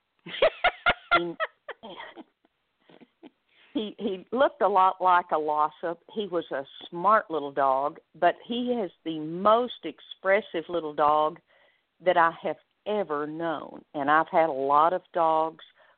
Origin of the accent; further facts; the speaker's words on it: Amarillo, Texas, United States; moved away as an adult; also born or lived in Garland / Odessa / Richardson / Dallas; now in Sherman, United States; I grew up in Amarillo